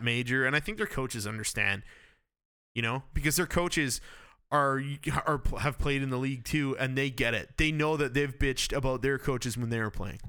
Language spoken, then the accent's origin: English; Campbell River, British Columbia, Canada; I'm from Campbell River and that's home of Rod Brendamore